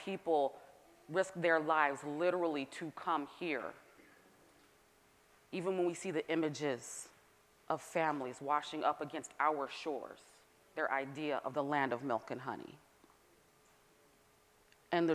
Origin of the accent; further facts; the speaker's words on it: Northern California, United States; also born or lived in Atlanta, Georgia; now in Massachusetts, United States; I'm from Northern California